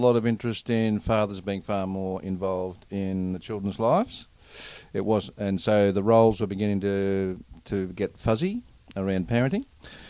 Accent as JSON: {"language": "English", "town": "Melbourne", "region": "Victoria", "country": "Australia", "tie": "born or raised there", "moved": "yes", "said": "city people, like I came from Melbourne here"}